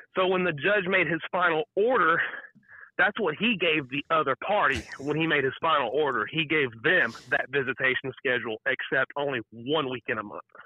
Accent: Texas, United States; I'm from Texas

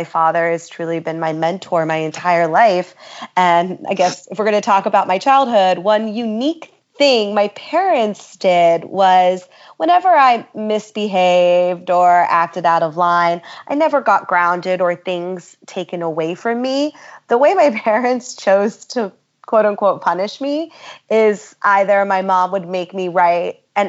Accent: Philadelphia, Pennsylvania, United States; also born or lived in Syracuse, New York / Ohio / Colorado / England; I was born in Syracuse, New York, mostly raised outside of Philadelphia, and we kept boomeranging back to Philadelphia, but also lived in Ohio and Colorado and England and Seattle and North Carolina.

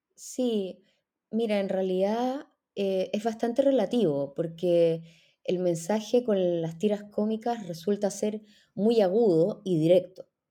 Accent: Chile; moved away as an adult; also born or lived in Israel; soy chilena

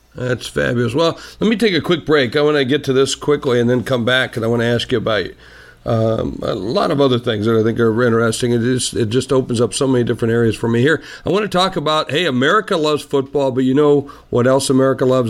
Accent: South Dakota, United States; I'm from South Dakota

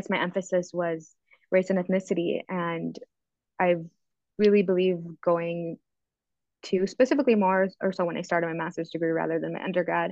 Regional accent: Minnesota, United States; moved away as an adult; also born or lived in Mankato, Minnesota; now in Las Vegas, United States; I was born and raised in Minnesota from a very, very small town

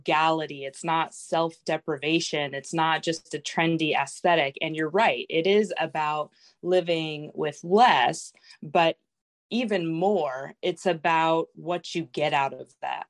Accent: San Diego, California, United States; moved away as an adult; also born or lived in France; now in Washington, United States; I was born in France, grew up in San Diego. We've been in Washington since 2008.

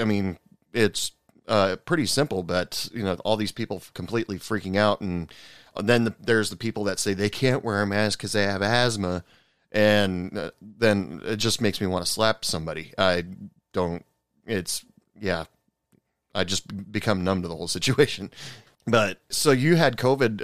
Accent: Oregon, United States; moved away as an adult; now in West Texas, United States; I live in West Texas, and I thought it was the weather schizophrenic out here because I'm originally from Oregon and moved okay. out, uh, moved down to Texas for work uh, about 10 years ago

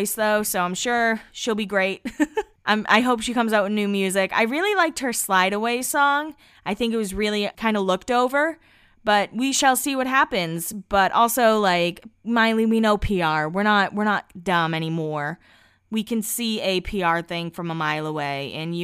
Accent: Massachusetts, United States; moved away; we're both from Massachusetts and we both moved from Massachusetts

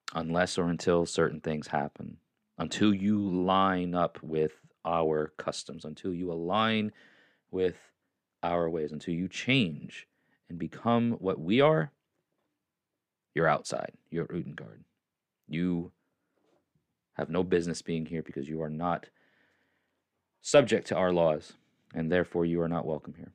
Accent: New York, United States; moved away as an adult; now in Tennessee, United States; I was born there. I'm a New Yorker.

